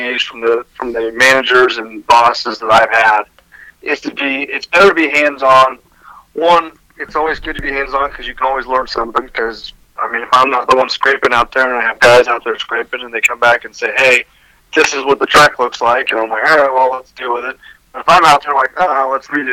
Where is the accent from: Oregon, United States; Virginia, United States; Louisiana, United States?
Oregon, United States; moved away as an adult; I'm originally from Oregon